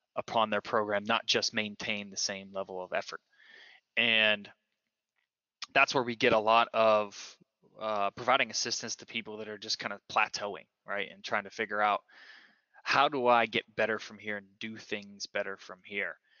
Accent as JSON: {"language": "English", "town": "Johnstown", "region": "Pennsylvania", "country": "United States", "tie": "born or raised there", "said": "i started with ctc which is in my hometown of johnstown pennsylvania"}